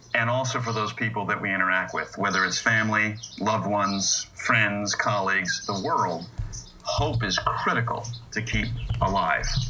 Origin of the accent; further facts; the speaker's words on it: United States; I'm an American and was born with these ideals